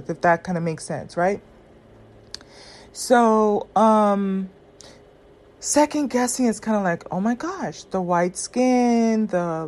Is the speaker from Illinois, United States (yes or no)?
no; Southern California, United States; I grew up in Southern California where black women are not the preference